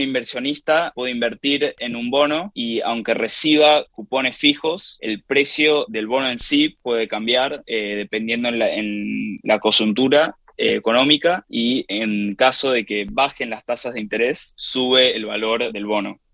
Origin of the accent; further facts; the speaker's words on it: Argentina; now in New York, United States; en mi país de nacimiento, Argentina